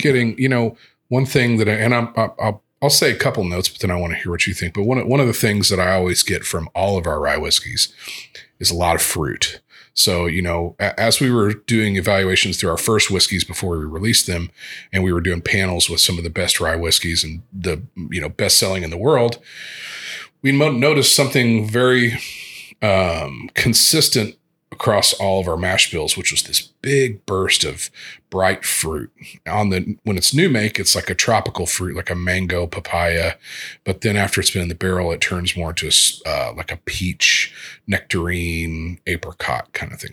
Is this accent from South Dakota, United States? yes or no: no; Evansville, Indiana, United States; I grew up in Evansville, which is down on the Indiana-Kentucky border, southwest border